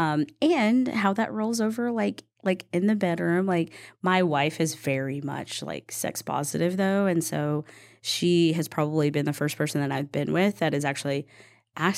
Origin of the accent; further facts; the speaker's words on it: East Texas, United States; I grew up in the Bible Belt of East Texas